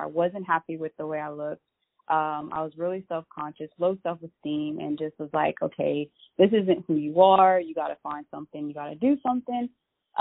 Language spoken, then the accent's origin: English; Lafayette, United States; I'm from Lafayette